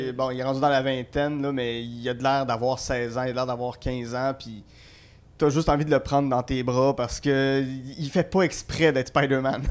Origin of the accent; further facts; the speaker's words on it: Gatineau, Quebec, Canada; je suis natif de Gatineau, donc euh, c'est un petit gars de mon coin